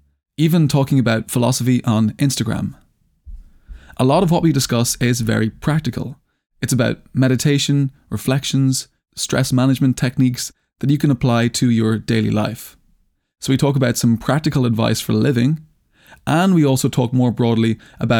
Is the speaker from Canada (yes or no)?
no; Ireland; I'm Irish